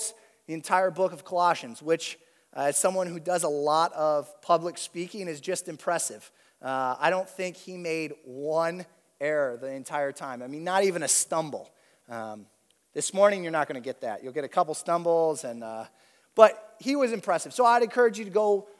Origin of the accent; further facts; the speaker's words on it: Toledo, Ohio, United States; I grew up in Toledo